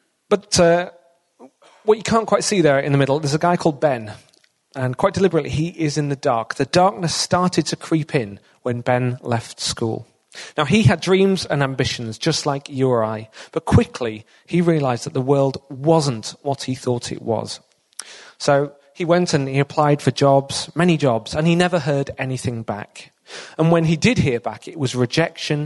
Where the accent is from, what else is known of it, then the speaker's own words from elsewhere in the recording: Hull, Yorkshire and the Humber, United Kingdom; moved away as an adult; I'm originally born and brought up in Hull, lived and worked in the area for many years